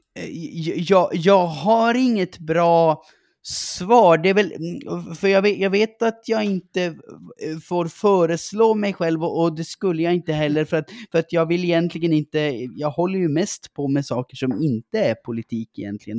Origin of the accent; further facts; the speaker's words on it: Gällivare, Norrbotten County, Sweden; accent: norrländska; jag växte upp i eh, Gällivare